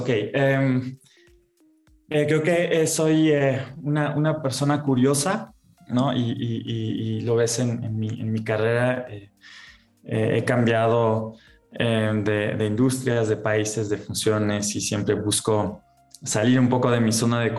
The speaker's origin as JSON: {"language": "Spanish", "country": "Germany", "said": "soy alemán, eh, también tengo nacionalidad mexicana, he vivido en muchos países."}